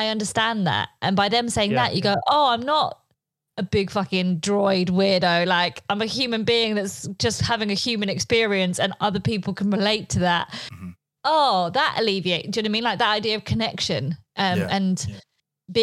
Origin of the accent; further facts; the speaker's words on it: United Kingdom; first language Polish; English is a second language; Polish was my first language because I was born here, but both my parents spoke Polish to me. But then I went to school, I was like, I'm not Polish, I'm British.